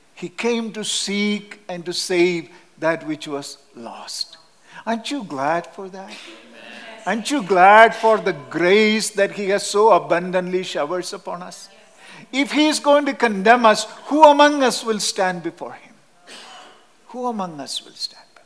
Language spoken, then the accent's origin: English; Kerala, India; English is a second language; moved away; Our native place in southern India is called Kerala.